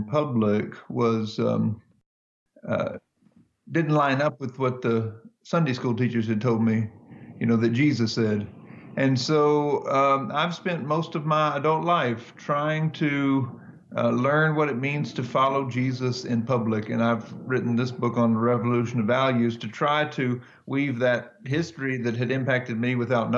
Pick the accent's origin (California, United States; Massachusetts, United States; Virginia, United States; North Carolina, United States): North Carolina, United States; I was raised in the Southern Baptist Church in North Carolina in the 1980s